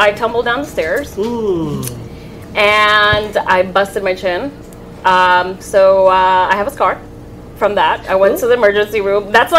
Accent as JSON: {"language": "English", "town": "Santo Domingo", "region": "Distrito Nacional", "country": "Dominican Republic", "tie": "born there", "said": "I was born in the capital, Santo Domingo."}